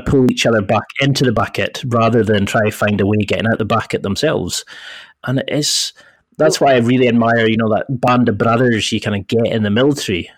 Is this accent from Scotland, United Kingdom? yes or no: yes; Scotland, United Kingdom; accent: Scottish; I had a Scottish accent, and I thought I'm bloody from Scotland